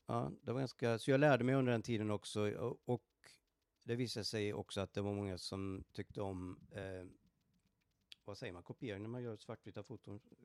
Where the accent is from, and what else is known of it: Borås, Västra Götaland, Sweden; born or raised there; moved away as an adult; also born or lived in Stockholm, Sweden; now in Dallas, United States